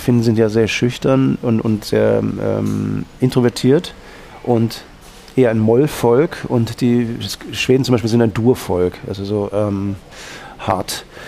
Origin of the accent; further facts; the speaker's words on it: Northern Germany, Germany; now in Austria; ich bin ja aus Norddeutschland, da hat man dann eben diese Affinität nach Skandinavien